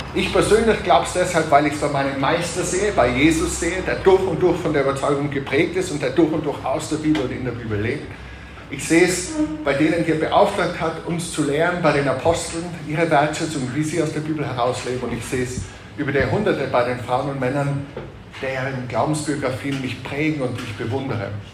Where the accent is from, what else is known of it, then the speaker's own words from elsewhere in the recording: Tyrol, Austria; als Tiroler